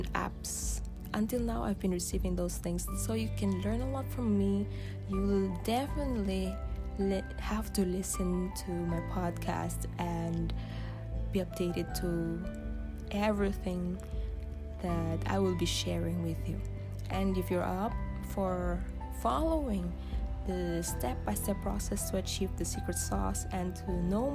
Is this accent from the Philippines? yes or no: yes; Philippines; English is a second language; the way we write online speaks the way we grew up, our ethnicity, and as Filipino